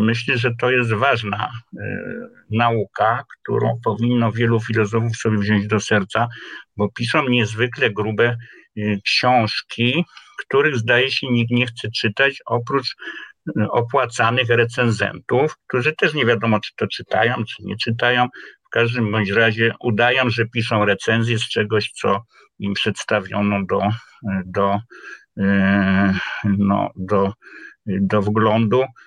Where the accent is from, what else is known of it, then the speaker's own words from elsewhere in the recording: Kraków, Lesser Poland, Poland; Urodziłem się w Krakowie y, na ulicy Kanoniczej, no i wędrowałem w różne miejsca krakowskie